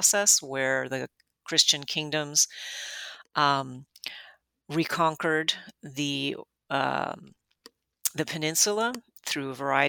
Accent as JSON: {"language": "English", "town": "Miami", "region": "Florida", "country": "United States", "tie": "born or raised there", "said": "I grew up in Miami"}